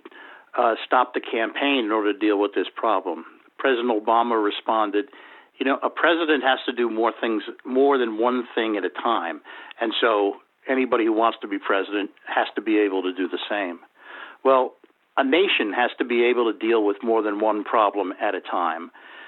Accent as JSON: {"language": "English", "town": "New York City", "region": "New York", "country": "United States", "tie": "born or raised there", "said": "I grew up in New York City"}